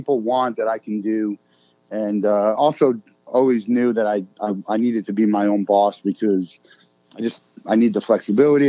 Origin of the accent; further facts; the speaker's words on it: Marlboro, New Jersey, United States; I grew up in Marlboro, New Jersey